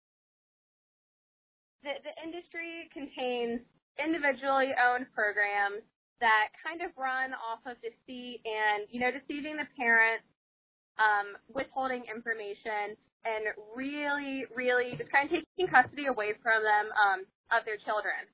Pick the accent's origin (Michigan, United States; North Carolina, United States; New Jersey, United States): North Carolina, United States; I'm from North Carolina